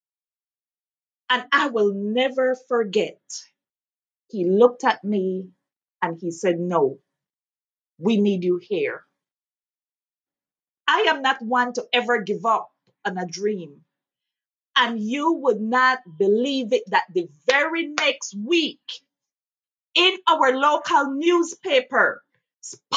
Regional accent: Belize; moved away as an adult; now in Lexington, United States; I am originally from Belize

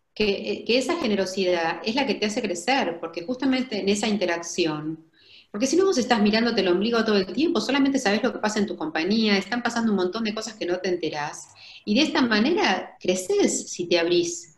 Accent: Argentina

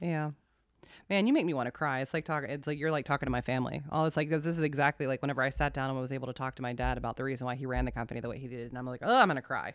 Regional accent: South Carolina, United States; moved away as an adult; also born or lived in Arlington, Virginia; now in Woodbridge, United States; I'm from South Carolina originally

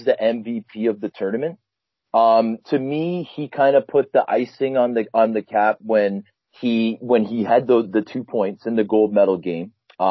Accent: Canada; me being a Canadian kid

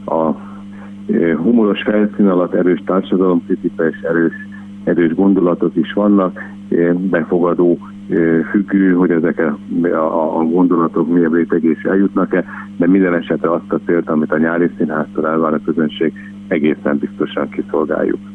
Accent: Szeged, Csongrád-Csanád, Hungary; Én természetesen Szegedi lévén

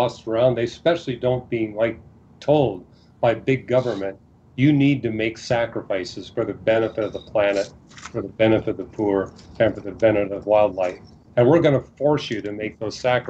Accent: Canada; I was born and raised in Canada

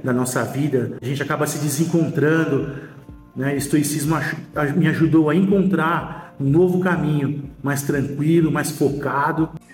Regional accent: São Paulo, Brazil; tenho 43 anos, sou de São Paulo, capital, sou empresário

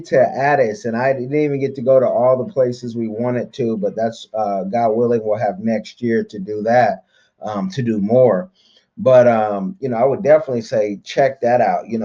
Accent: Oakland, California, United States; I'm from Oakland, California. There was a drug war growing up.

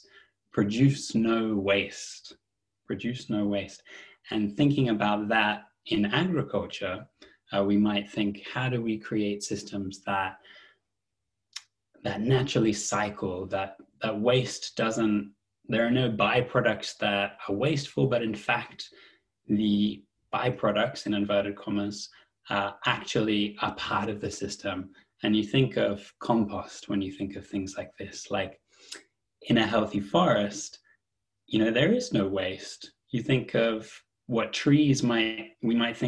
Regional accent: Australia; moved away as an adult; now in United Kingdom; I'm from Australia originally, and so I moved to the UK. I'm based in the UK now, about 12 years ago.

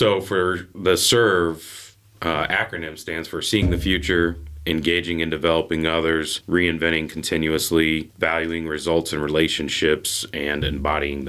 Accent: North Manchester, Indiana, United States; also born or lived in Florida / West Chicago; I grew up in North Manchester, a couple, 20 miles north of here, I guess

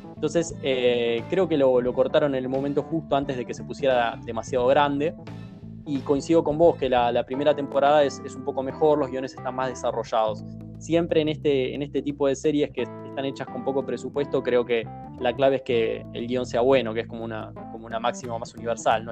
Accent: Argentina; acá en la Argentina

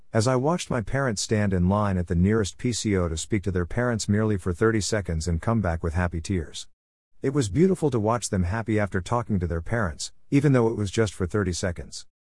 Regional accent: Mumbai, Maharashtra, India; I was born and raised in Mumbai, city that never sleeps.

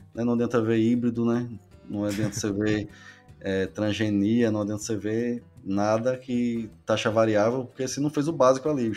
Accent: Northeast Region, Brazil; eu sou aqui do Nordeste, né? Sou nascido e criado, né? Aqui na região

